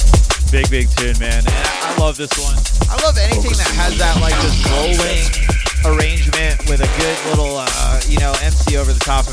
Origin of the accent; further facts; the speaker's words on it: United States; I'm an American